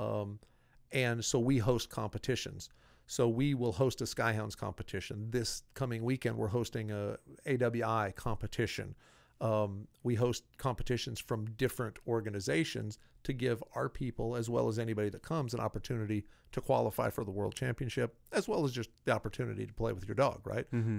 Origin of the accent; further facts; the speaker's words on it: Iowa, United States; I grew up in Iowa